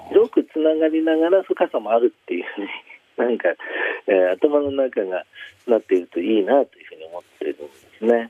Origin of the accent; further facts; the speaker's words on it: Shizuoka, Japan; 僕は静岡市の出身なんで